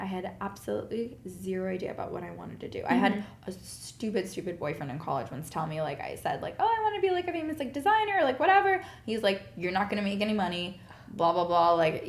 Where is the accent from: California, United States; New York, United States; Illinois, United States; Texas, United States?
Illinois, United States; Chicago; also born or lived in Israel; grew up in the Chicagoland area, moved around quite a bit, changed high schools, middle schools